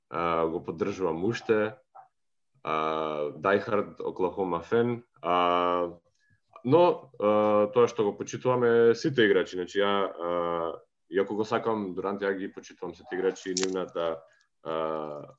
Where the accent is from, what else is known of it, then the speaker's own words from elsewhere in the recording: Prilep, Pelagonia, North Macedonia; moved away as an adult; а, сум од Прилеп.